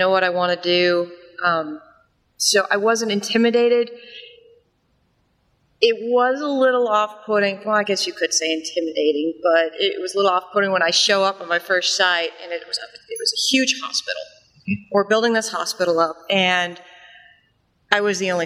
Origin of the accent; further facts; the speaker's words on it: Austin, Texas, United States; I'm actually from Austin, Texas